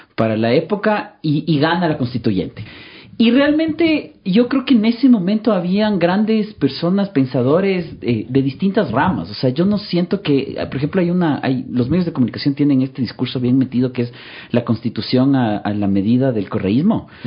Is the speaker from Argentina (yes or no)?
no; Quito, Pichincha, Ecuador; yo soy quiteño eh, nacido, crecido, siempre acá, estudiado en Quito